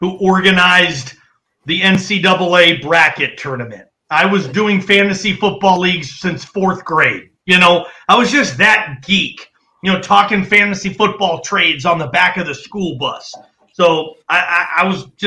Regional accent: Bellevue, Washington, United States; I'm a Bellevue guy in Seattle

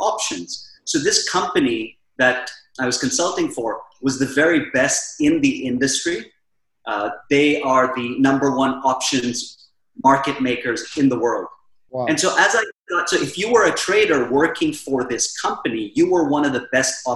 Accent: Philippines; also born or lived in Mumbai, India / Silicon Valley, United States; now in Dubai, United Arab Emirates; Prior to that, I was living in the Philippines

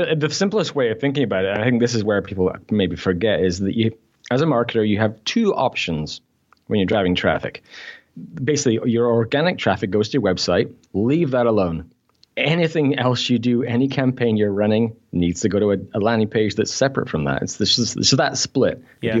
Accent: Scotland, United Kingdom; also born or lived in Newcastle; I grew up in Scotland, but I was born in Newcastle, so I'm a Geordie.

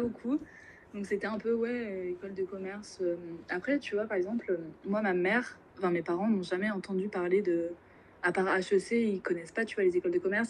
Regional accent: Normandy, France; also born or lived in Angers / Rouen; je viens de Normandie où je suis actuellement. Donc j'ai passé 18 années de, ma vie en Normandie

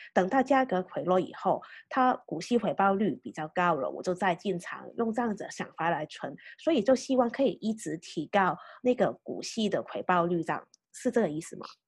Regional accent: Hong Kong; 对我们香港人来讲，其实还算是一个蛮升迁的，的问题。因为我们香港是从来都没有说，啊，股息利息所得

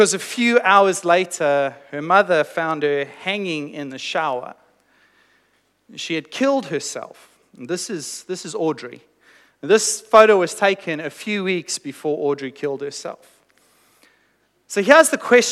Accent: South Africa; moved away; I was born in South Africa, and I grew up in South Africa, and I went to high school in South Africa.

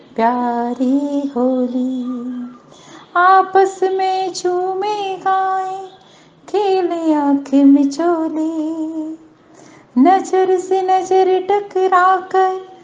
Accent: Satna, Madhya Pradesh, India; मैं सतना मध्य प्रदेश से हूँ

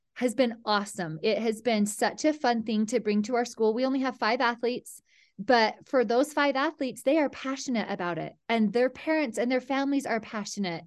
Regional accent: Mount Pleasant, Utah, United States; I grew up in Mount Pleasant, Utah, a tiny little town

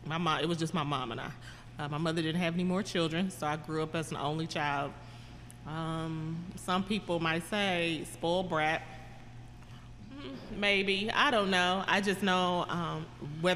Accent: Kansas City, Kansas, United States; KCK is home. Okay. Born and raised right here in the dot

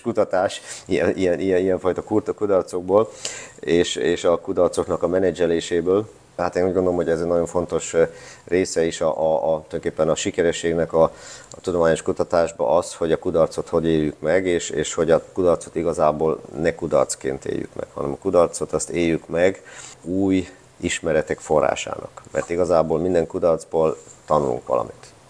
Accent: Hungary; moved away as an adult; also born or lived in Austria; now in Garching, Germany; igazán, igazán, igazán otthon, ott érzem magam, ahon, ahonnan jöttem Magyarországon

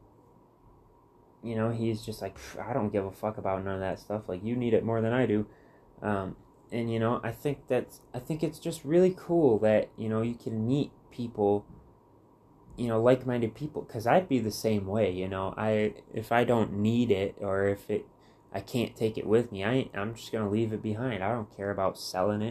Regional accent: Muskegon, Michigan, United States; moved away as an adult; growing up in Michigan my whole life

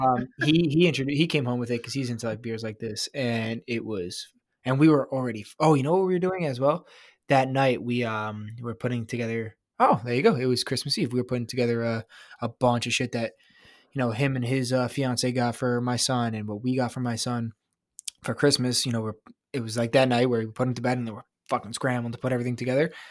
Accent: New York, United States; I'm from New York

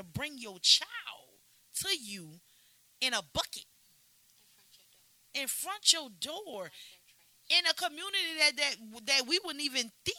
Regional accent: New Orleans, Louisiana, United States; I came from the hood. I came from the Desire Project.

